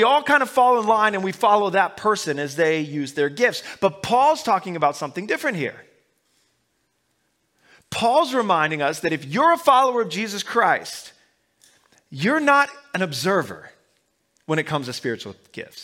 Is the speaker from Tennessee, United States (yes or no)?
no; Omaha, Nebraska, United States; I grew up in Omaha, Nebraska